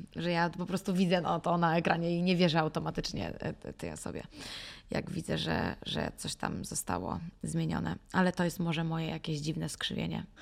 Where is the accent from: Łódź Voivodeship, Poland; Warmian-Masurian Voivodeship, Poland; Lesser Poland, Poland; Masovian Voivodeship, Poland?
Masovian Voivodeship, Poland; Warsaw; moved away as an adult; also born or lived in New York; Natomiast jestem z Warszawy, wychowałam się w Warszawie